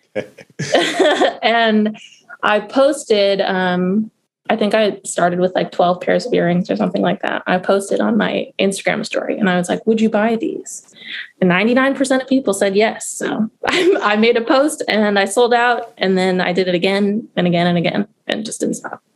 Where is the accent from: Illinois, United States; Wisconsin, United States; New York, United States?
Wisconsin, United States; Madison; moved away as an adult; also born or lived in California / Baltimore, Maryland; now in Baltimore County, United States; I was born in California, but I say I'm from Madison, Wisconsin. That's where I spent most of my youth